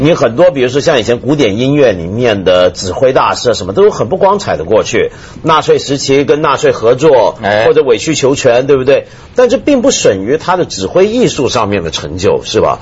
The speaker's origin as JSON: {"language": "Chinese", "country": "China", "said": "我们中国人"}